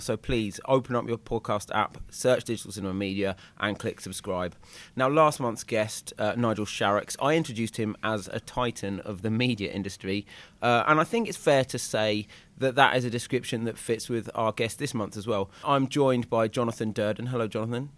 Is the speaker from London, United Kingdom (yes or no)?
no; East Anglia, East of England, United Kingdom; I'm from East Anglia